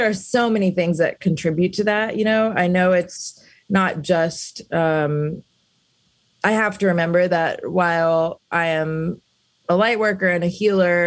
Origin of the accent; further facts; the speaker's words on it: Alabama, United States; moved away; also born or lived in South India; I grew up in Alabama